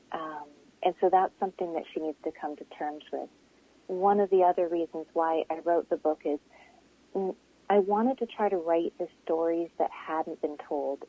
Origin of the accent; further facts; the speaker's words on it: British Columbia, Canada; also born or lived in Langley, British Columbia / Kitimat, British Columbia; I grew up in BC. I grew up in Langley and Kitimat